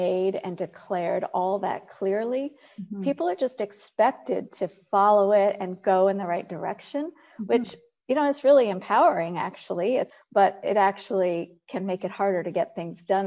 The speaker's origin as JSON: {"language": "English", "country": "United States", "moved": "as an adult", "lives_now": "Netherlands", "said": "the American in the company."}